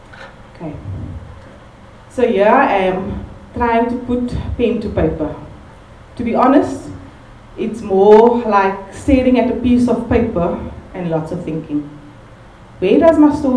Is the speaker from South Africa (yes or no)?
yes; Cape Town, Western Cape, South Africa; also born or lived in Bergvliet; growing up in Malunga Park, Guguletu, Gugs as they know it